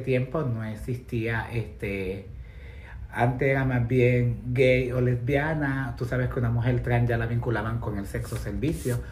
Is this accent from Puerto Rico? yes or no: yes; Puerto Rico; moved away as an adult; now in New York, United States; soy puertorriqueña, nací en la década de los 70